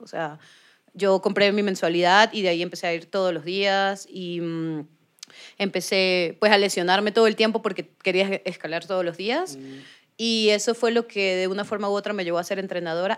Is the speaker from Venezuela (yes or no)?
yes; Venezuela; moved away as an adult; now in Bogotá, Colombia; yo nací en Venezuela. Mi papá es colombiano. Él nació en el Socorro Santander. Y pues tengo las dos nacionalidades y hace casi nueve años vivo en Bogotá.